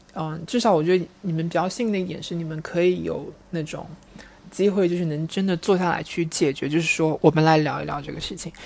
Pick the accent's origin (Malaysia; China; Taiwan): China; Wenzhou, Zhejiang; 因为我也是浙江人嘛，就是，嗯，温州那一块